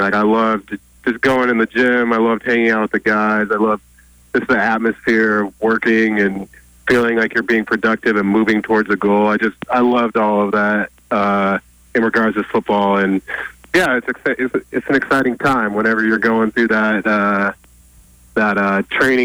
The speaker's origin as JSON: {"language": "English", "region": "Oregon", "country": "United States", "tie": "born or raised there", "said": "every kid growing up in Oregon"}